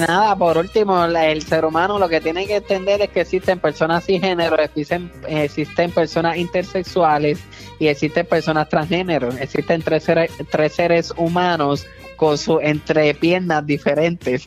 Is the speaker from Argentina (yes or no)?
no; Puerto Rico; yo soy puertorriqueño